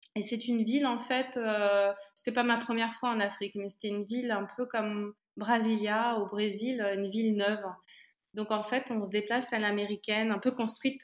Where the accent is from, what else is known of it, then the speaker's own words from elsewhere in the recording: Montargis, Centre-Val de Loire, France; moved away as an adult; also born or lived in Nigeria; now in Brussels, Belgium; je viens alors à Milly, Montargis, c'est près d'Orléans. voilà, la région centre.